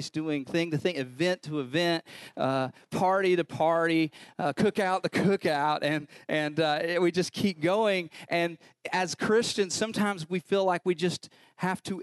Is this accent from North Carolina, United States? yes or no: yes; North Carolina, United States; I'm from North Carolina